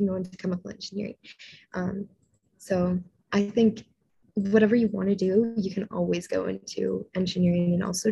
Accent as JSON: {"language": "English", "area": "Niagara", "region": "Ontario", "country": "Canada", "also_born_or_lived": "Toronto, Canada", "said": "I am from Niagara originally, so super close to Niagara Falls"}